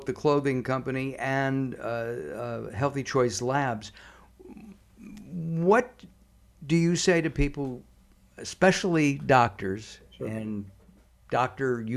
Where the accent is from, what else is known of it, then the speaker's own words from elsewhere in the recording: Los Angeles, California, United States; I grew up in Canoga Park, right next to it